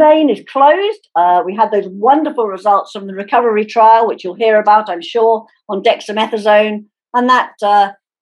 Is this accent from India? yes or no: no; United Kingdom; I can feel as a Brit, although I'm sad to have Brexited